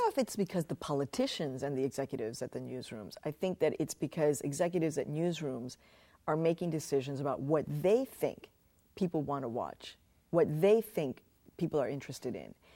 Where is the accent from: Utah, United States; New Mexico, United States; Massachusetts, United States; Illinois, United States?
Illinois, United States; Chicago; when I was a kid growing up in Chicago